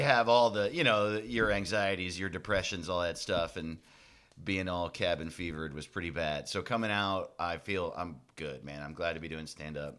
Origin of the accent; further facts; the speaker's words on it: Orange County, New York, United States; moved away; also born or lived in Los Angeles; I grew up in Orange County, New York